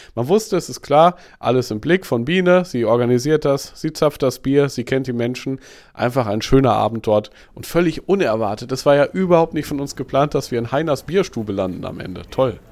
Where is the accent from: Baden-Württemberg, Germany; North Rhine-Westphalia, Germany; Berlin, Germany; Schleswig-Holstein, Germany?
Schleswig-Holstein, Germany; Eckernförde; Meine Heimat. Ich komme ja eigentlich aus Eckernförde.